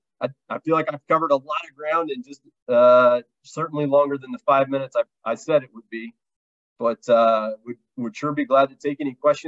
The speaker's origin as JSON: {"language": "English", "region": "Kansas", "country": "United States", "tie": "born or raised there", "said": "I grew up in Kansas"}